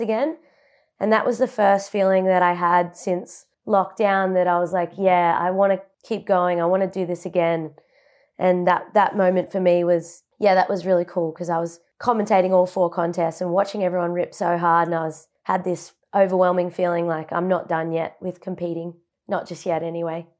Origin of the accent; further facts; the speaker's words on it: Buderim, Queensland, Australia; moved away as an adult; now in Gold Coast, Australia; I was born and raised in Budrum on the Sunshine Coast, and it's ten minutes inland of Mauritiadore, which is central Sunshine Coast.